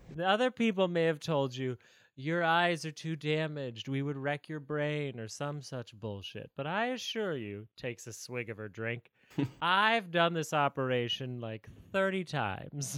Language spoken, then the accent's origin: English; United States; as an American